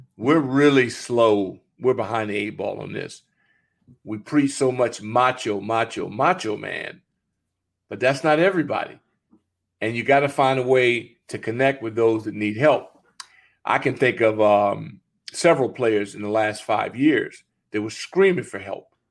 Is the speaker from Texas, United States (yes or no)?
no; California, United States; born or raised there; moved away